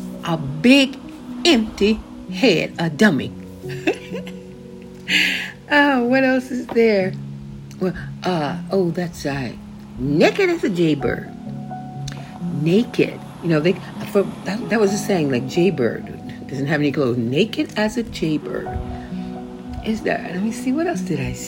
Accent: Many, Louisiana, United States; moved away; I was born in Manny

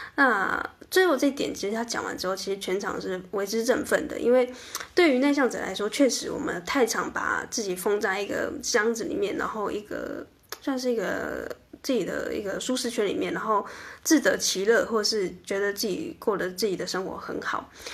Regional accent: southern Taiwan, Taiwan; moved away as an adult; also born or lived in Taipei; 因为我在台北上班过一阵子，那因为我是南部人

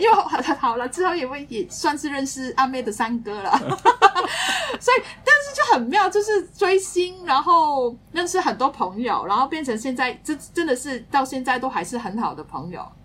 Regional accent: Hong Kong; 我们是香港来的朋友啦

